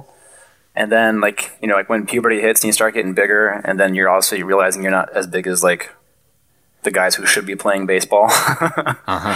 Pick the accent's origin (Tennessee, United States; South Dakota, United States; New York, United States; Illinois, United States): New York, United States; Oneida; moved away as an adult; also born or lived in Vermont; now in Sankt Johann, Austria; I grew up in central New York, a really small town called Oneida, pretty much like a half hour from Syracuse.